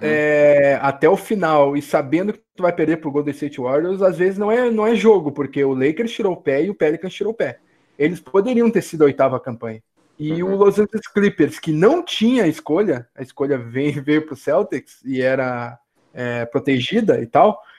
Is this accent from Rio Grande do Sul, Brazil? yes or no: yes; Porto Alegre, Rio Grande do Sul, Brazil; Eu sou de Porto Alegre